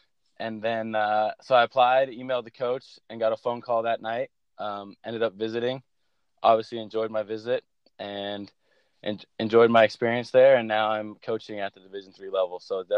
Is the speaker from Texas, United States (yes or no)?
no; El Segundo, California, United States; I'm from the Los Angeles area. I grew up in El Segundo, California, and I went to Loyola High School, which is in Los Angeles